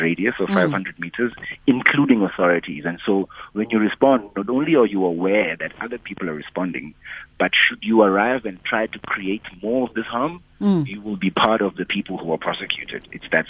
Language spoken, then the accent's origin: English; Eastern Cape, South Africa; now in Johannesburg, South Africa; I live in Johannesburg, but I'm from the Eastern Cape.